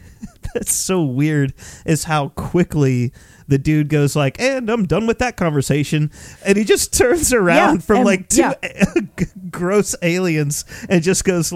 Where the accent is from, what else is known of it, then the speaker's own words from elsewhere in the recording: the South, United States; I grew up in the South